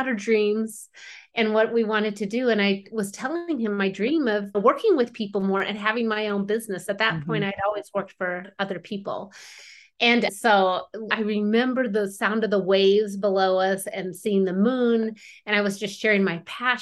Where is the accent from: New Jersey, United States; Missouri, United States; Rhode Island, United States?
Missouri, United States; moved away as an adult; now in Bozeman, Montana, United States; I grew up in the Midwest. In a tiny town in the Midwest in Missouri